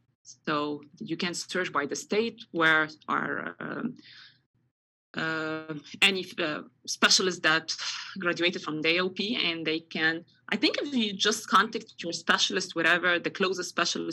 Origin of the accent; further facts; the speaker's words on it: Egypt; I'm from Egypt